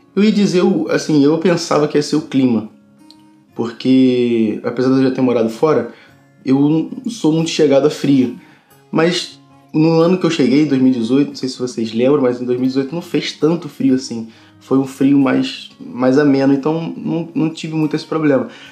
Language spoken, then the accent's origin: Portuguese; Rio de Janeiro, Brazil; moved away as an adult; now in Braga, Portugal; Eu venho do Brasil, Rio, Rio de Janeiro. Eu moro aqui desde setembro de 2018